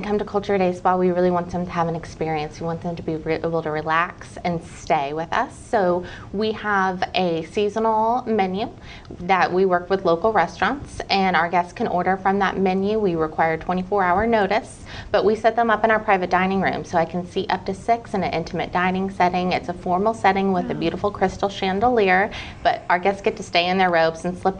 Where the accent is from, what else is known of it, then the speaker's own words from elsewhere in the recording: Midwest, United States; Not originally. I'm originally from the Midwest, but my husband John and I have moved all over.